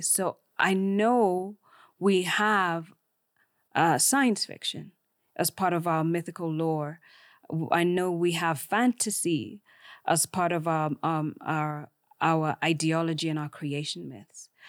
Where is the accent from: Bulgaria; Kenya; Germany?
Kenya; I am Kenyan